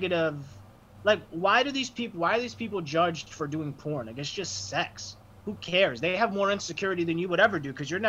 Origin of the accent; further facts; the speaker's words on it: Framingham, Massachusetts, United States; I'm from Framingham